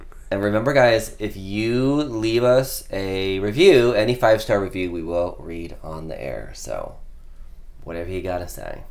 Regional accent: Midwest, United States; growing up in the Midwest

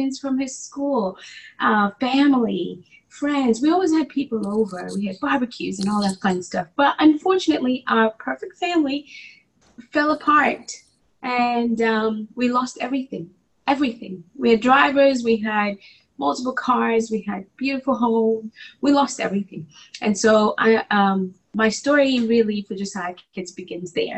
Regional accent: Nairobi, Kenya; moved away as an adult; also born or lived in New Jersey / Oklahoma / Atlanta; I was born and raised in Nairobi, Kenya

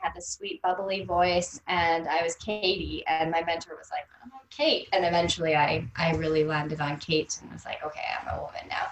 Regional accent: North Vancouver, British Columbia, Canada; I grew up in Vancouver, British Columbia, North Vancouver, for those of you who know Vancouver

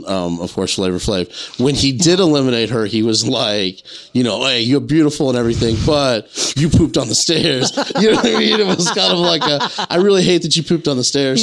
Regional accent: South Carolina, United States; I grew up in South Carolina

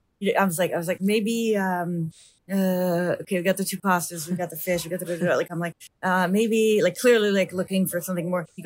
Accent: United States; I'm American.

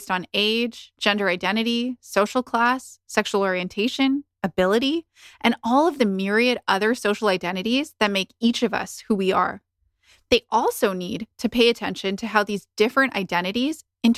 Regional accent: Canada; I might refer to myself as Indian, Indo-Canadian, or I might just say that I'm Canadian

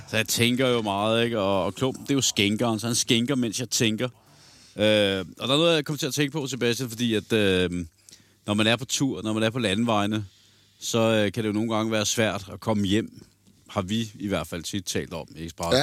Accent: Copenhagen, Capital Region of Denmark, Denmark; born or raised there

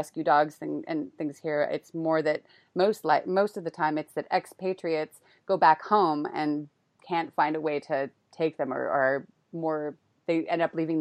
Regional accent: Sebastopol, California, United States; moved away as an adult; also born or lived in Marin County, California; now in Prague, Czech Republic; I grew up in Sebastopol, Forestville, Healdsburg-y zone.

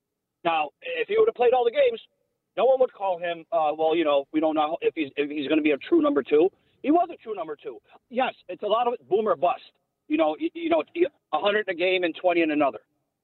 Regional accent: Buffalo, New York, United States; We're from Buffalo. We have an underdog mentality.

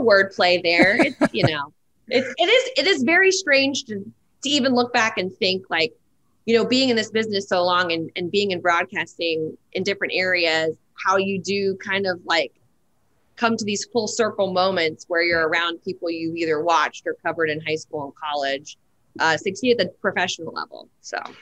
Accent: New Orleans, Louisiana, United States; moved away; also born or lived in Nashville; I'm from New Orleans, Louisiana, where football is our second religion

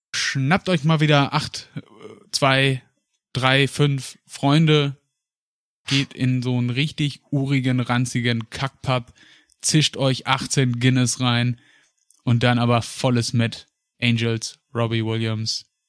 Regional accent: Paderborn, North Rhine-Westphalia, Germany; moved away; zurück in die Heimat nach Paderborn. Und äh, auch wenn Libori, das äh, riesige Volksfest bei uns in Paderborn

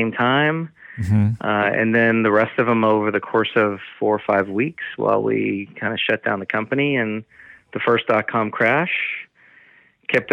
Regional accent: Long Island, New York, United States; accent: Long Island; moved away as an adult; also born or lived in Michigan; now in Los Angeles, United States; From Long Island, New York. You can hear my accent come out when I say Long Island

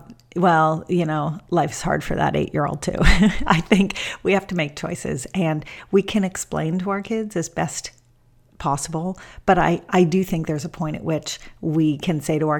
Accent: Los Angeles, California, United States; my hometown of Los Angeles

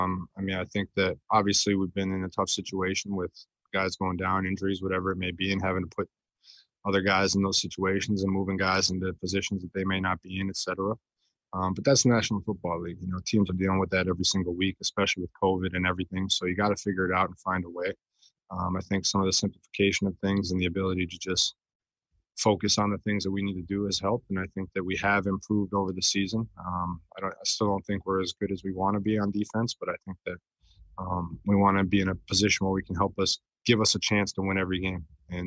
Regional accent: Chicago, Illinois, United States; I grew up playing hockey in the Chicago area, in the northern suburbs, you know, Winnetka, Naperville, Rockford. I played hockey all over Chicago, so.

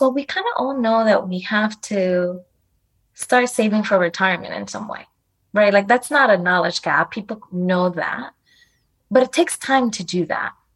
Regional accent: New York City, New York, United States; sometimes I would say I was from New York City instead of I was from the Bronx

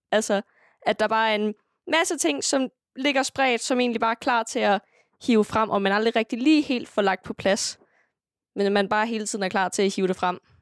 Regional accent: Sønderho, Southern Denmark, Denmark; also born or lived in Greenland; hernede i Sønderho, det, altså, vores kultur er meget præget af musik

